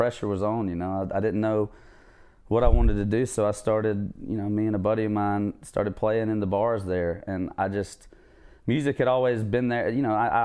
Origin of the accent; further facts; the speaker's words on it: southwest Georgia, United States; also born or lived in Savannah, Georgia; moved over with my mom when my parents split around fifth grade, and so that's the other side of the state, southwest Georgia, where I kind of call home, and that's where I went to high school